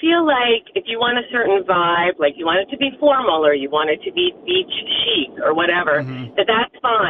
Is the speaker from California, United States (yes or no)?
no; New York metropolitan area, United States; moved away; I'm from the New York metropolitan area originally